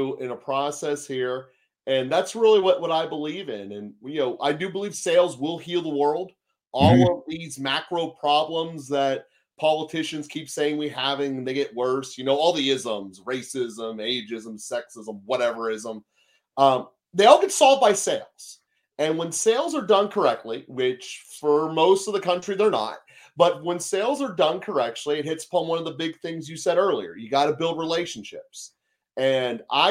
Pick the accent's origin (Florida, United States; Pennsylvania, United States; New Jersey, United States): Pennsylvania, United States; Pittsburgh; I'm Pittsburgh, PA. My entire life, I've lived within 10 minutes of Heinz Field, including college